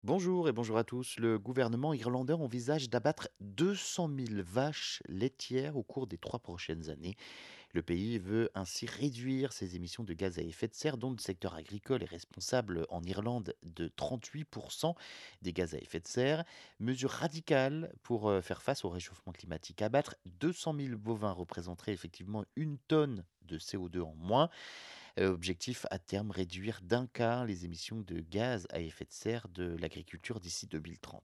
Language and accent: French; France; Chez nous, en France